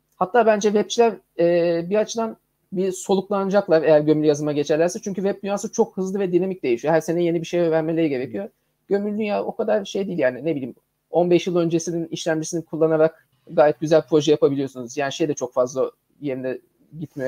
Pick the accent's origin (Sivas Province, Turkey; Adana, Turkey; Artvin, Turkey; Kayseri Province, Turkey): Adana, Turkey; now in Istanbul, Turkey; Ben bu arada Adanalıyım.